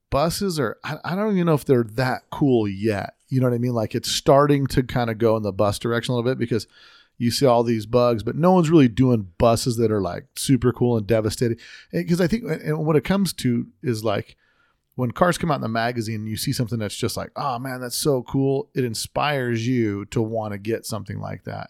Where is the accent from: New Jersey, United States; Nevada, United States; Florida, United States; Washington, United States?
Nevada, United States; Las Vegas; I'm from Vegas